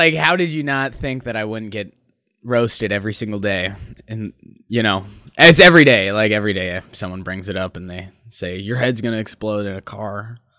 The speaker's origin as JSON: {"language": "English", "region": "North Dakota", "country": "United States", "tie": "born or raised there", "also_born_or_lived": "Minnesota", "said": "I was from Minnesota, but I say I'm from North Dakota because that's where I did high school"}